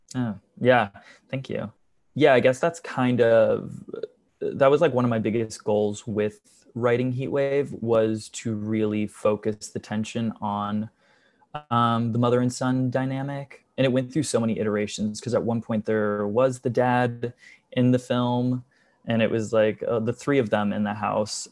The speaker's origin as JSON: {"language": "English", "area": "just outside of Charlotte", "region": "North Carolina", "country": "United States", "tie": "born or raised there", "moved": "as an adult", "lives_now": "New York City, United States", "said": "I grew up in North Carolina, just outside of Charlotte"}